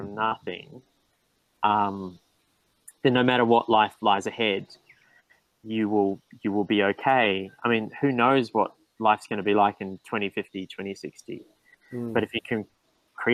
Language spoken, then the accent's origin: English; Blenheim, Marlborough, New Zealand; also born or lived in Australia; now in Port Macquarie, Australia; I was born in Australia, but I grew up in New Zealand. I moved to New Zealand at a very early age. And I moved to a town called